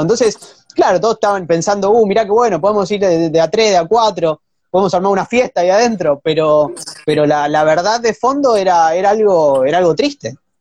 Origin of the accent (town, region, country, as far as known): Argentina